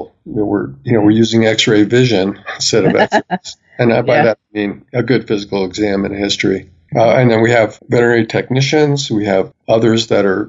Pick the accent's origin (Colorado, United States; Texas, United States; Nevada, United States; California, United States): Colorado, United States; I'm really busy in Colorado, my home state.